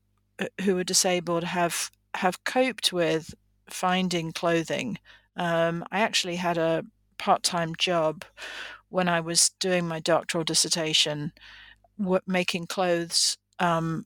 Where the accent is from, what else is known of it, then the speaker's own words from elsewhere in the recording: England, United Kingdom; moved away as an adult; now in United States; I am originally from England, but I've lived in the United States for, about 35 years now